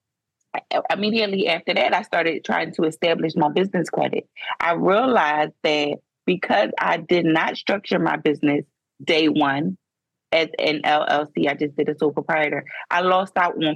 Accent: Philadelphia, Pennsylvania, United States; moved away as an adult; I was born and raised in Philadelphia, Pennsylvania. I was there for 30 years, and then I moved to a small town

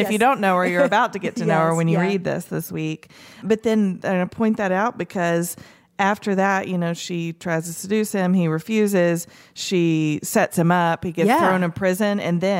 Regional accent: Tennessee, United States; Because I grew up in East Tennessee and we called her the Bible lady.

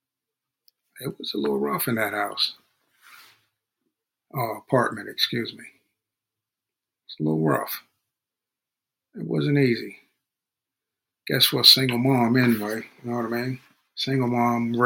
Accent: Hempstead, New York, United States; also born or lived in Freeport, New York; I grew up in Hempstead, New York.

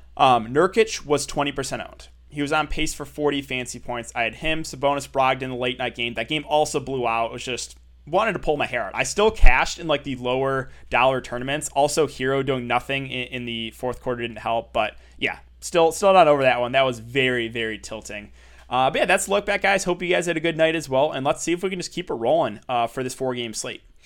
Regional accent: Michigan, United States; I'm from Michigan

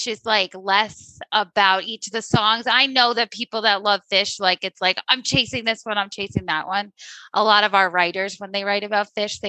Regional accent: Long Island, New York, United States; being a New Yorker, even from Long Island

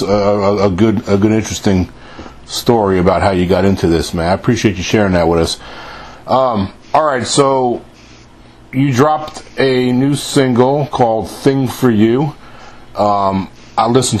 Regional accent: Mahopac, New York, United States; I grew up in upstate New York, and I'm from a town called Mahopac, New York

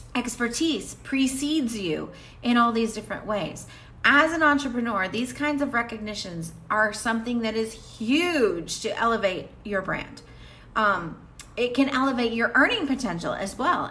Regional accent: the South, United States; Where I grew up in the South

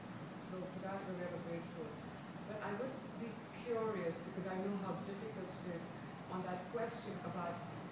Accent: India; being Indian

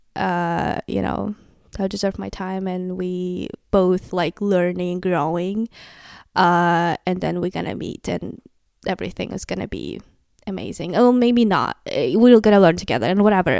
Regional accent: Kazakhstan; English is a second language; moved away as an adult; now in United States; I'm from Kazakhstan. I moved to the U S two years ago

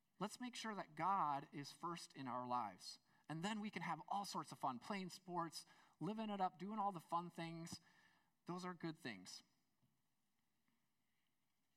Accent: United States; I'm an American

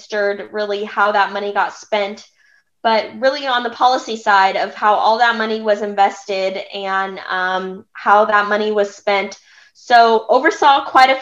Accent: California, United States; I was born and raised in California

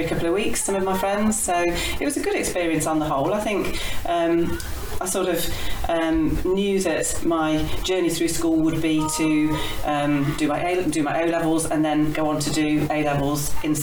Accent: West Bridgford, East Midlands, United Kingdom; moved away as an adult; also born or lived in Kidderminster; we lived in West Bridgford as a family. So I was born in West Bridgford, in Nottinghamshire

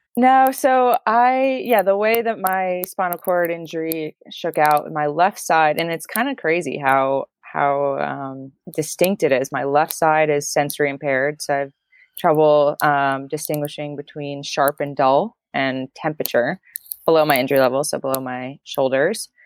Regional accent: Maine, United States; now in Montana, United States; I'm originally from the Maine area, which is the very northeastern part of the states, and I'm chatting with you from Montana

